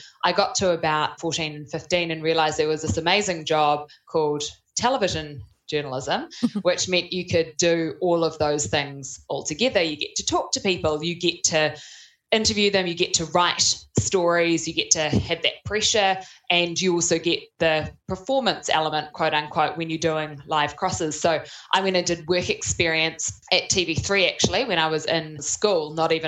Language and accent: English; Auckland, New Zealand; Yeah, so I grew up in Auckland, born and raised